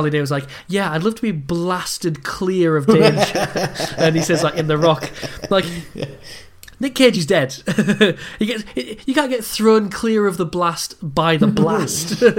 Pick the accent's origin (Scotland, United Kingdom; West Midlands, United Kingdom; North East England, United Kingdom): Scotland, United Kingdom; yeah, just like does he know I'm Scottish?